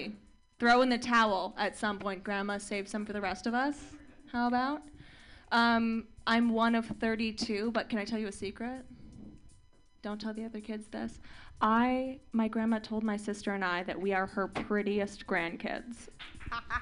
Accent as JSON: {"language": "English", "area": "Orange County", "region": "California", "country": "United States", "tie": "born or raised there", "said": "I am from Orange County, and it's weird. Like, I grew up in a different kind of Orange County, right?"}